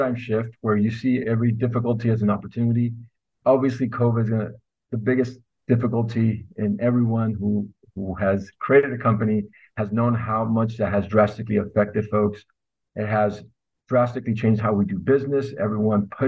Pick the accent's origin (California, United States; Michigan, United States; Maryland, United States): California, United States; Los Angeles; also born or lived in Northern Mexico; So I went to school locally, and I'm from Los Angeles at UCLA